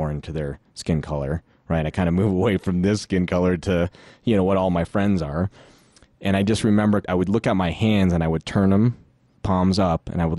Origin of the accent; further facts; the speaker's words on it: Philippines; moved away; I came from the Philippines, and my mom was always doing a really good job just kind of educating them a little bit about the culture. But ironically, I've never been back to the Philippines since I left.